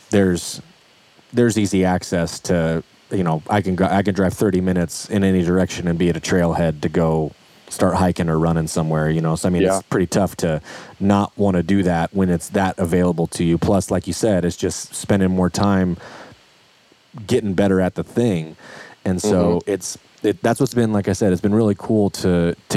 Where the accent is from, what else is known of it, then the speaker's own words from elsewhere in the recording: Idaho, United States; I grew up, I mean, I'm from Idaho. So like everybody I know my whole life has hunted forever